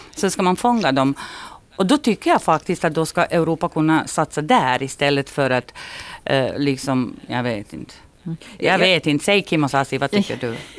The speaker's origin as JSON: {"language": "Swedish", "town": "Kozarac", "region": "Republika Srpska", "country": "Bosnia & Herzegovina", "tie": "born or raised there", "moved": "yes", "lives_now": "Finland", "said": "min hemstad ligger mitt i Republika Srpska. Och vi var ju en litet ställe som hette Kozarec"}